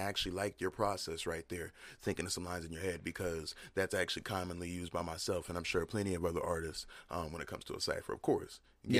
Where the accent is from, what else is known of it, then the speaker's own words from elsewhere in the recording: Bridgeport, Connecticut, United States; I was born in Bridgeport, Connecticut.